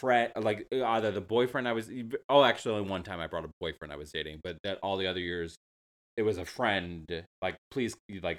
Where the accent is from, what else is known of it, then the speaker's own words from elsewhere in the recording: New Jersey, United States; moved away as an adult; also born or lived in New York City; I grew up in New Jersey, which is just right across the river, a good 30 minutes away by car. And so living in New York City, I could just go home for Christmas.